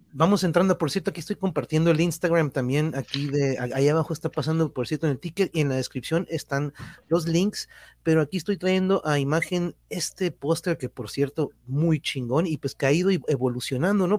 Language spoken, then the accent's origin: Spanish; Tijuana, Baja California, Mexico; Sí soy de aquí de Tijuas